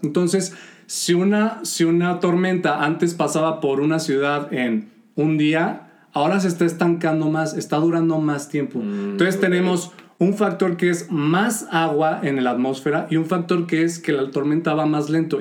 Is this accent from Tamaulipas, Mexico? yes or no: no; León, Guanajuato, Mexico; nosotros somos de León, Guanajuato